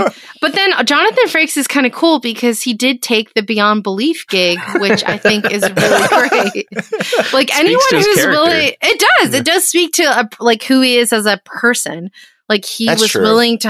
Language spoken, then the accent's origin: English; Toronto, Ontario, Canada; That's my hometown. That's my hometown.